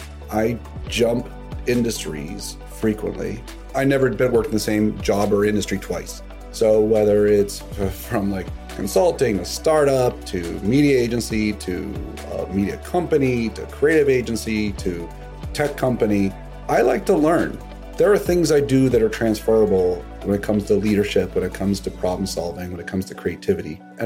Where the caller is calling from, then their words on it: Greenwich, Connecticut, United States; I'm in Greenwich, Connecticut.